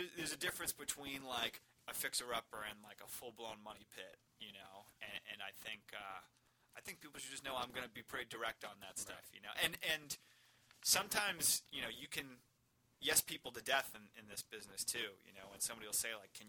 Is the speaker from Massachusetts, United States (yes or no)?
yes; Marshfield, Massachusetts, United States; I was raised in Marshfield